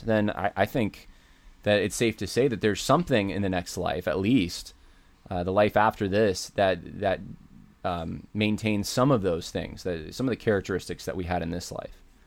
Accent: United States; We share a homeland in common.

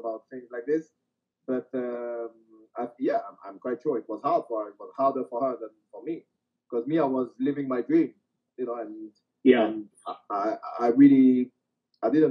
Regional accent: France; France is my home country

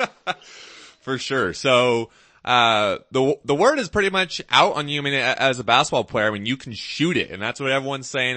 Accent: Pacific Northwest, United States; I grew up in the Pacific Northwest

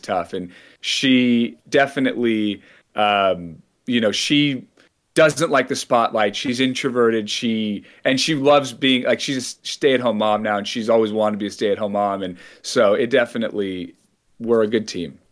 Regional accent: San Francisco Bay Area, California, United States; I grew up in the San Francisco Bay Area

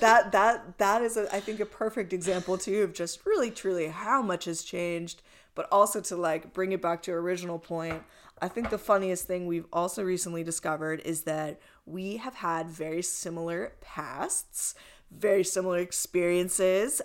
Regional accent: East Coast, United States; now in Los Angeles, United States; I'm from the East Coast

